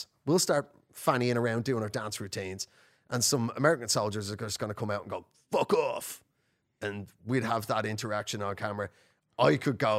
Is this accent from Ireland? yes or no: yes; Ireland; also born or lived in North London; now in London, United Kingdom; I'm an Irish comedian